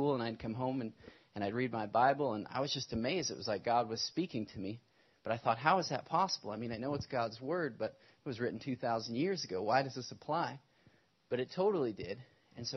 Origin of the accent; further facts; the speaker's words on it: Stoughton, Wisconsin, United States; moved away as an adult; also born or lived in Nashville; now in Seattle, United States; I grew up in Wisconsin, so we grew up in kind of the Madison area in the city of Stoughton